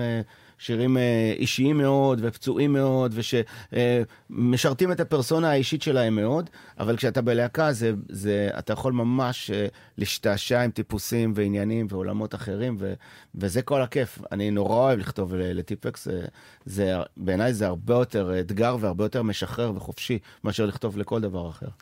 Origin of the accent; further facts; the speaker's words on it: Sderot, Southern District, Israel; now in Tel Aviv, Israel; ואני עדיין ילד משדרות